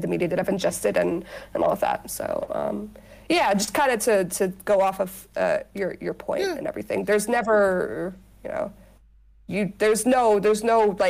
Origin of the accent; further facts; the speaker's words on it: Dubai, United Arab Emirates; also born or lived in United States; I was born in America, but I mainly grew up in Dubai